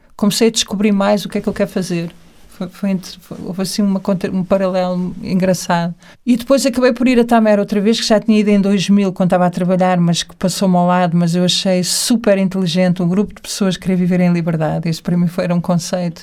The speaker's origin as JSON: {"language": "Portuguese", "country": "Portugal", "said": "estava sempre super ligada à terra, porque sou portuguesa"}